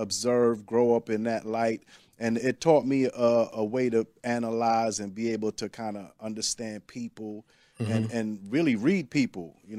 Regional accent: Brooklyn, New York, United States; Yeah. You know, because I grew up in Flatbush, and there's all kinds of nationalities and ethnicities.

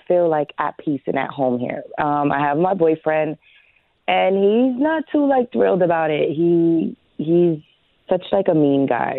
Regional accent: Illinois, United States; moved away as an adult; also born or lived in North Carolina; So I'm originally from Illinois, and I'm a traveling nurse, so I travel pretty much pretty often. And I went down to North Carolina, and I love it.

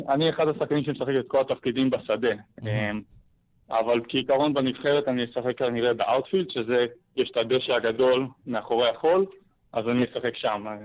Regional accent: Israel; אז קודם כל אנחנו ארבעה ישראלים. ארבעה, אוקיי. ארבעה צברים.

